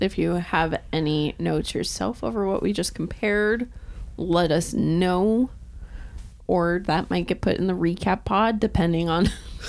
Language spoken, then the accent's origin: English; Tacoma, Washington, United States; I moved from North Tacoma to Northeast Tacoma in sixth grade.